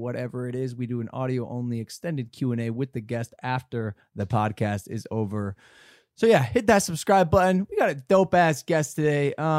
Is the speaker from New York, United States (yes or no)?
no; Ohio, United States; I'm from Ohio.